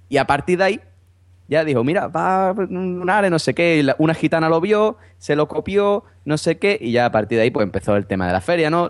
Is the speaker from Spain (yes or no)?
yes; Cádiz, Andalusia, Spain; yo soy de Cádiz, en Cádiz no hay feria, o sea, en Cádiz capital no hay feria